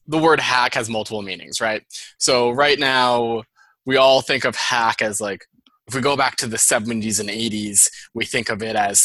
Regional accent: Andover, Massachusetts, United States; accent: Boston; also born or lived in Boston; my Boston accent

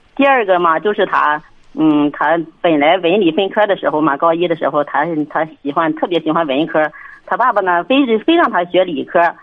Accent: Hengshui, Hebei, China; 我们衡水这边这个高中都是军事化管理的

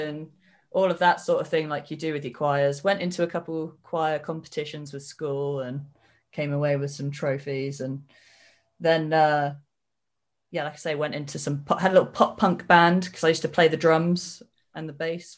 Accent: Cornwall, South West England, United Kingdom; I am from Cornwall, because I speak Cornish in my promos

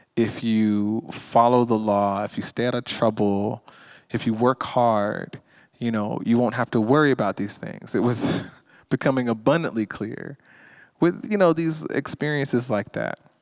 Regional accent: Stone Mountain, Georgia, United States; I grew up in Stone Mountain, Georgia, where the Ku Klux, where the Ku Klux Klan was reborn

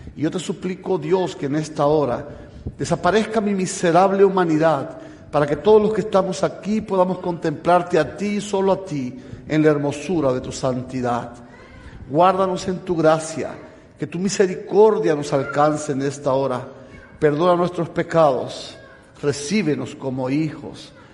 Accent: Cuba; moved away as an adult; also born or lived in Havana, Cuba / Tennessee, United States; now in United States; Yo vengo de Cuba, estoy recién llegado de Cuba

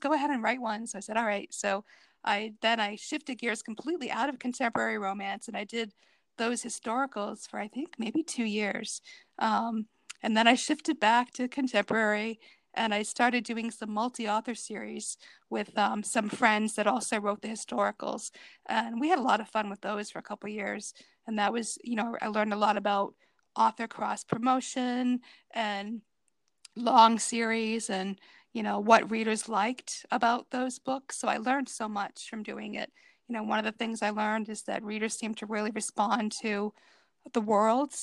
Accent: Cape Cod, Massachusetts, United States; grew up on Cape Cod, so I've gone to Nantucket many times

